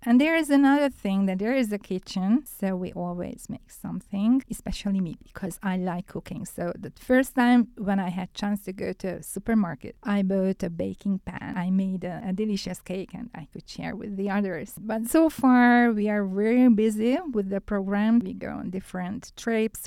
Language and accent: English; Budapest, Hungary; English is a second language; I'm from Hungary, and I'm from Budapest